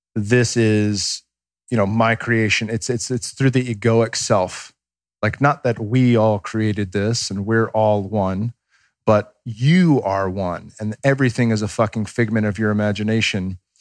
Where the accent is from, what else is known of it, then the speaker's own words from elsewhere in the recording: Bay Area, California, United States; I grew up watching them in the Bay Area